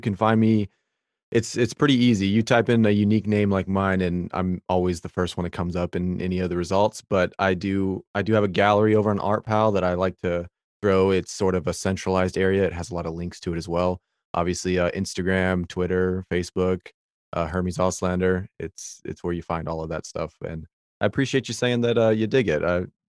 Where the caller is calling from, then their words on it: Virginia, United States; I'm Virginia, East Coast.